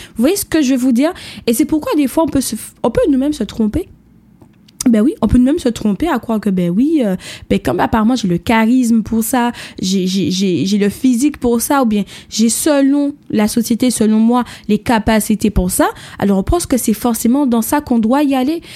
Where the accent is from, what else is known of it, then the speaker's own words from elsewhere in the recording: Martinique; mon pays, mon île, puisque je viens de la Martinique